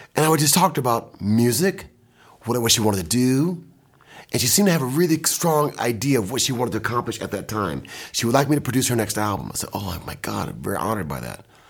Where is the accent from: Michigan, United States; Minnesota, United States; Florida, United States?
Michigan, United States; Kalamazoo; I'm from Kalamazoo, Mich, Kalamazoo